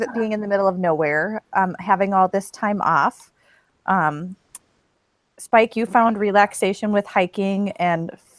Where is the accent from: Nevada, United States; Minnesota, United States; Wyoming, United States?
Minnesota, United States; moved away; my hometown in Minnesota is 45 below zero before the wind chill.